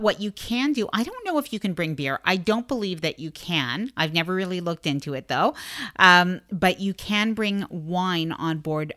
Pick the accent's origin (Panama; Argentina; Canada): Canada; because I'm Canadian